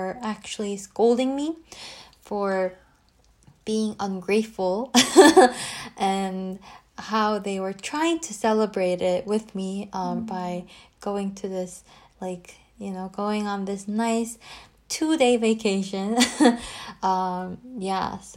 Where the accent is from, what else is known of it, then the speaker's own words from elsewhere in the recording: Seoul, South Korea; moved away as an adult; also born or lived in Abu Dhabi; my hometown, Seoul